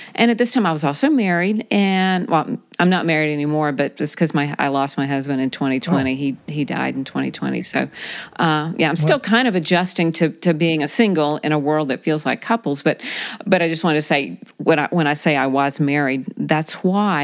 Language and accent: English; South Carolina, United States; I grew up in South Carolina